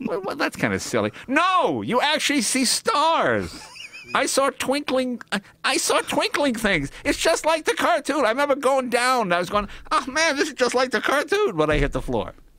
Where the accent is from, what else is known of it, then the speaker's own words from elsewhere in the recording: Boston, Massachusetts, United States; also born or lived in New York; I was born in New York and I moved to Boston when I was, like, ten